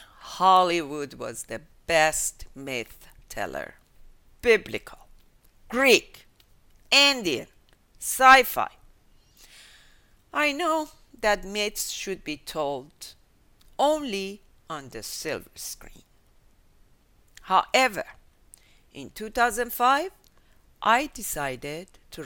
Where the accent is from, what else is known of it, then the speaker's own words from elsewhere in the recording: Tehran, Tehran Province, Iran; I was born in 1955 in Tehran, Iran, to a multicultural and multinational family